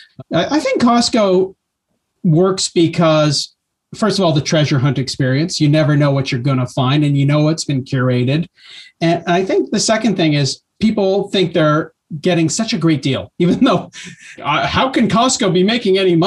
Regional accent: Canada; as a Canadian

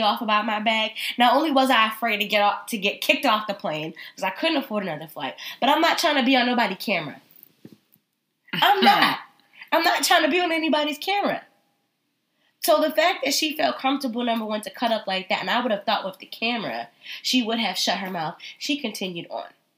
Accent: Connecticut, United States; I am from Connecticut

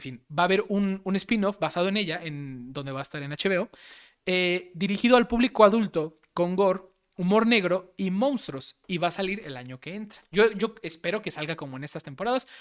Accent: Mexico; somos mexicanos

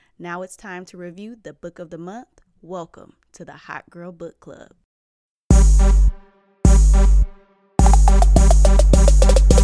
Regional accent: Atlanta, Georgia, United States; I'm from the Atlanta area

